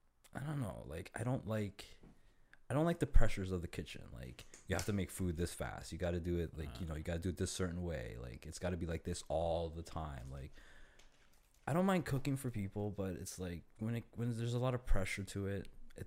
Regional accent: Toronto, Ontario, Canada; Born and raised in Toronto.

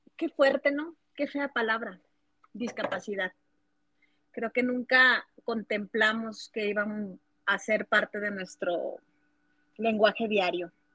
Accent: Chihuahua, Mexico; Soy de la ciudad de Chihuahua, México.

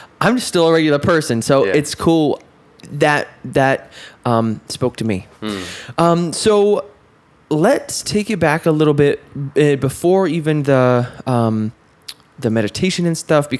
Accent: upstate New York, United States; I'm from New York, but not from the city. So I can't claim New York. Really. I'm from weird upstate

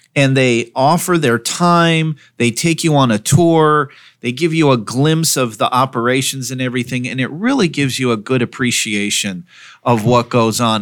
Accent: West Coast, United States; now in Burlington, United States; I grew up on the West Coast

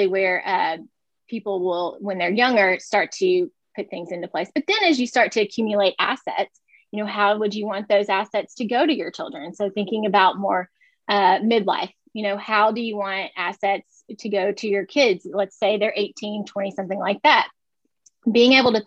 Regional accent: West Tennessee, United States; moved away as an adult; also born or lived in Louisville, Kentucky; I'm originally from West Tennessee

